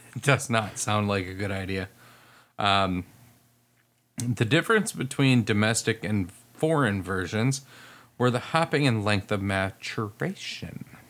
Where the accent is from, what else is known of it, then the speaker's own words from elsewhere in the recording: United States; I'm American